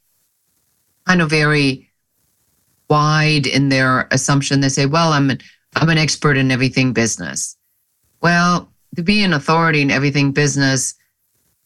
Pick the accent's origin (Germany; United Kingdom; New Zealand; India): Germany; moved away as an adult; now in United States; I am original from Germany